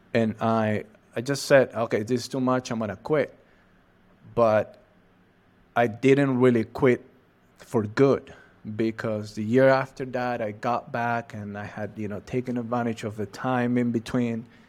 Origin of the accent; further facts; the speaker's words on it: Catamarca, Argentina; English is a second language; I'm from Argentina, precisely from the northwest of Argentina. Uh, I live in a city called Catamarca.